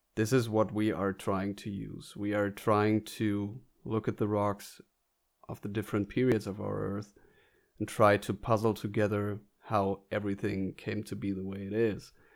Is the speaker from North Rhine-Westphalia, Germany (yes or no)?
yes; North Rhine-Westphalia, Germany; I was born in Germany as well, but in northern Germany, in North Rhine-Westphalia.